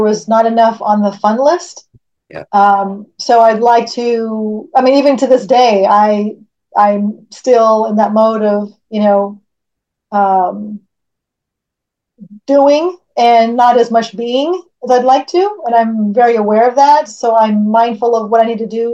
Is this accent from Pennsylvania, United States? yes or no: no; California, United States; I'm born and raised in California.